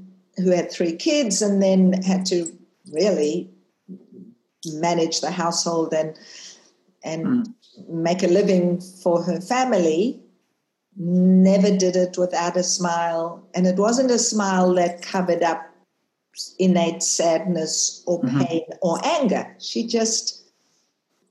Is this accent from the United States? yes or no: no; South Africa; moved away as an adult; also born or lived in Israel; now in Australia; I was born in South Africa, left South Africa when I finished school, went to live in Israel for many years, and then landed in the promised land